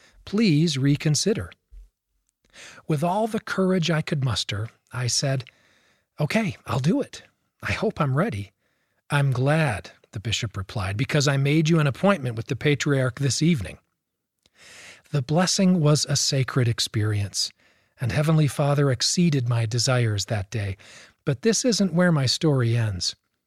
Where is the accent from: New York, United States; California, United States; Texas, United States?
California, United States; Fontana; born there; I was born in Fontana, California.